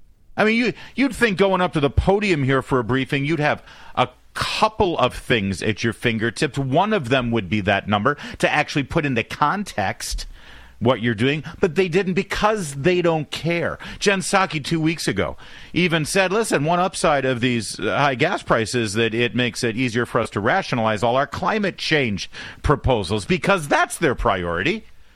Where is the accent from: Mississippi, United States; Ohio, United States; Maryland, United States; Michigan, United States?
Michigan, United States; Detroit; born there; also born or lived in Orange County / New York; now in Washington, D.C., United States; I was born in Detroit, so everyone in WJR, love you. Go Blue this Saturday, big game. Then I moved to Southern California, Orange County